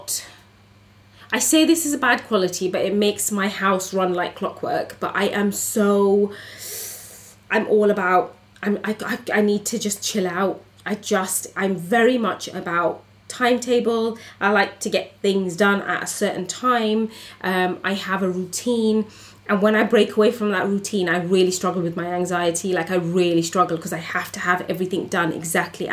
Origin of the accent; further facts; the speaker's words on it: United Kingdom; as a British Bangladeshi woman growing up in a community